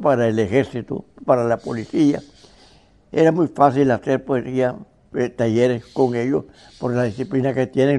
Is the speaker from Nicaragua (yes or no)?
yes; Nicaragua; nuestros paisajes que teníamos, el lago, el río San Juan